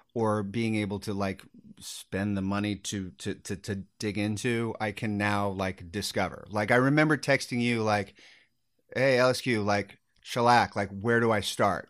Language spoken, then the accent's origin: English; Sacramento, California, United States; I grew up in Sacramento